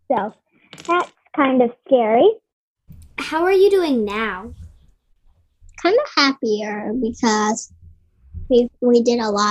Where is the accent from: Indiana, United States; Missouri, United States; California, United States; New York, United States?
New York, United States; Brooklyn; I'm from Brooklyn, and this is my sister, Ale.